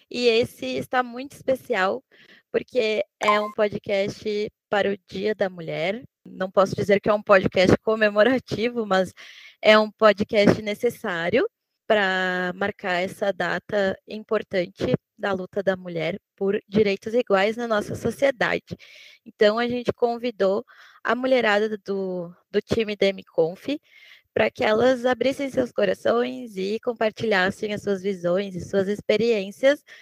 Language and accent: Portuguese; Igrejinha, Rio Grande do Sul, Brazil; moved away as an adult; now in Porto Alegre, Brazil; Eu sou de Igrejinha e moro em Porto Alegre faz uns dois anos, mais ou menos.